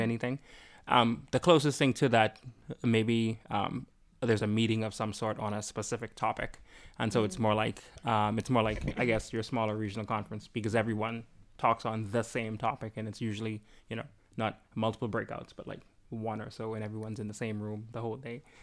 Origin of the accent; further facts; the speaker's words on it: Bahamas; moved away; I'm from the Bahamas